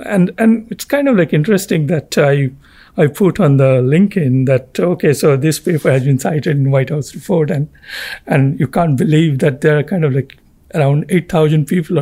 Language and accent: English; Kolkata, West Bengal, India; I am from India.